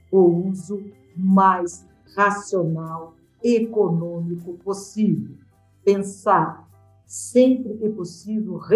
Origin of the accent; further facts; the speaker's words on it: Brazil; como brasileiro